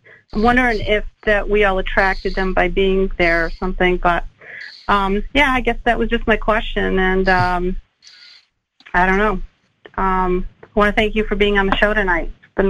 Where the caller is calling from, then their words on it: Maine, United States; I'm calling from Maine.